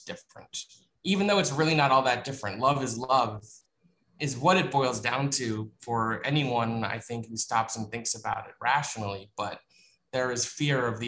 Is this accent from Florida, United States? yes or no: yes; South Florida, United States; moved away; I grew up in South Florida